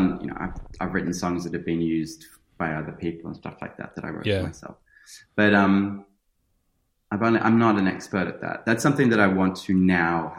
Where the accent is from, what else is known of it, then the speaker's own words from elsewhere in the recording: Sydney, New South Wales, Australia; I grew up in Sydney